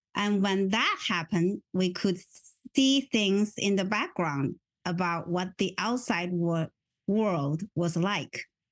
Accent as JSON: {"language": "English", "town": "Wuhan", "region": "Hubei", "country": "China", "tie": "born or raised there", "second_language": "English", "moved": "as an adult", "lives_now": "United States", "said": "I was born in Wuhan when Mao Zedong's Cultural Revolution was at its peak of frenzy"}